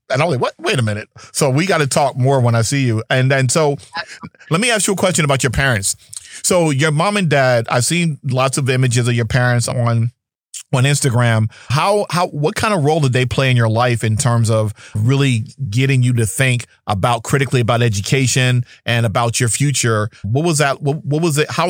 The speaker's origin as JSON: {"language": "English", "town": "Princeton", "region": "New Jersey", "country": "United States", "tie": "born or raised there", "said": "I grew up in Princeton, and so I've seen a lot"}